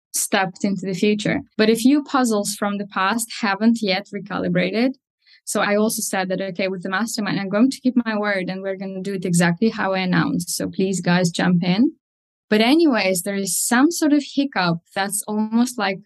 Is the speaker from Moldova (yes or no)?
yes; Moldova; first language Russian; English is a second language; now in United Kingdom; I currently live in the UK, but I'm from Eastern Europe, Moldova, and my mother tongue is Russian